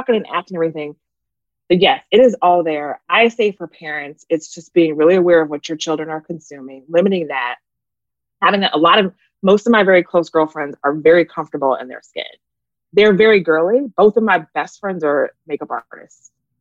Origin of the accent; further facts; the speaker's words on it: Phoenix, Arizona, United States; moved away; also born or lived in Florida / Atlanta; I grew up in Phoenix, so I was around white kids and Mexicans